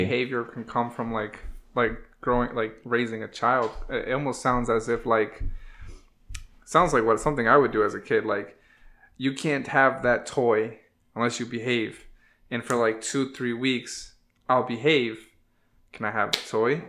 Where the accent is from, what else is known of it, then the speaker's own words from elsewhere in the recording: New Haven, Connecticut, United States; from New Haven